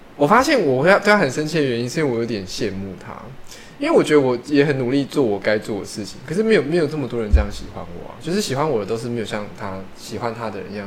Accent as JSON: {"language": "Chinese", "town": "Taitung", "region": "Taitung County", "country": "Taiwan", "said": "我是台东人"}